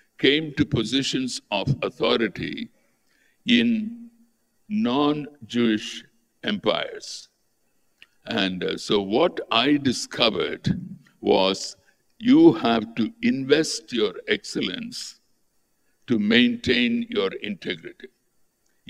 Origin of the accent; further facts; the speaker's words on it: Tamil Nadu, India; I grew up in Tamil Nadu